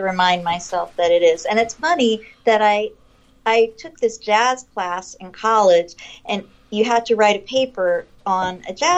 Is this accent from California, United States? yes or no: yes; Los Angeles, California, United States; I grew up like in West LA, like near UCLA